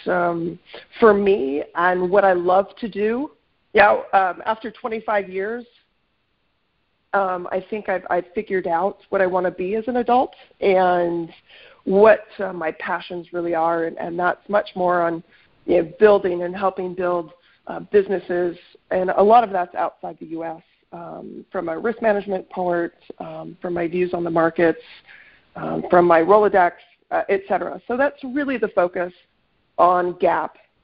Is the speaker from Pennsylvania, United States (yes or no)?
no; North Idaho, United States; moved away as an adult; also born or lived in Washington; I'm originally from North Idaho, grew up on a farm